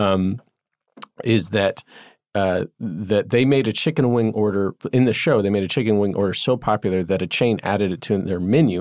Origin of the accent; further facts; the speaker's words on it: Atlanta, Georgia, United States; an Atlanta based filmmaker and comedian, and I love Atlanta, both the show, my hometown